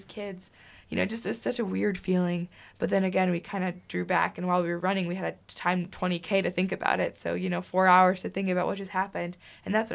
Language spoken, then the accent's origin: English; Michigan, United States; I said, no, Michigan